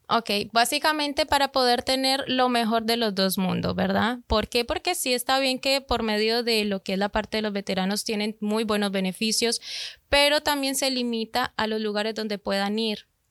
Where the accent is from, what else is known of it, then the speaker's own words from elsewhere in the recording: Colombia; moved away; Yo soy de Colombia